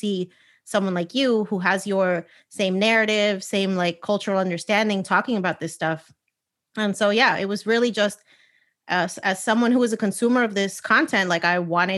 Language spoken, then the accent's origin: English; United States; I am Puerto Rican, born and raised in the United States